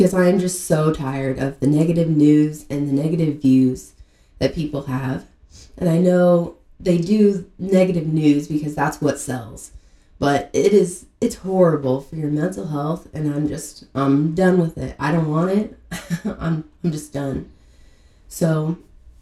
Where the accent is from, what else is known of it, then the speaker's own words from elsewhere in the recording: Kansas, United States; I was born and raised in Kansas